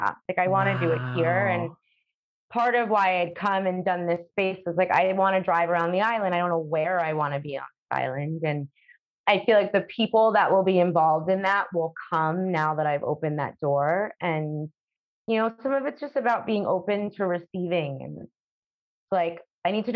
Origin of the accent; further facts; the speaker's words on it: New York City, New York, United States; moved away as an adult; now in Curaçao; I was born there. I was born in Brooklyn. I've lived there my whole life.